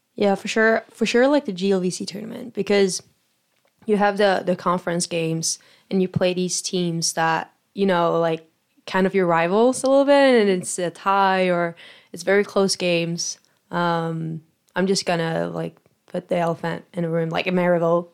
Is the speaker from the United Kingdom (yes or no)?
no; Sweden; moved away as an adult; now in United States; I'm from Sweden, so, uh, far away from home